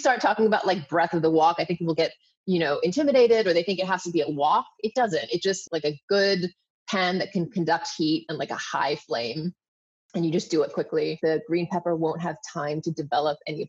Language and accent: English; Hong Kong; I grew up in Hong Kong